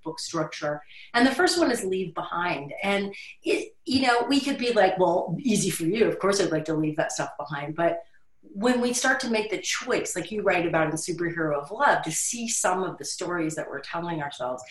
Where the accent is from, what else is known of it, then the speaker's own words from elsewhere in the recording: Florida, United States; I grew up in Florida